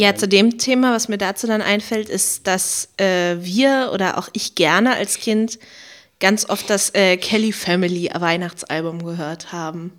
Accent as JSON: {"language": "German", "region": "Berlin", "country": "Germany", "tie": "born or raised there", "said": "Weil meine Musikschule war ja eine relativ große von Pankow, Berlin-Pankow"}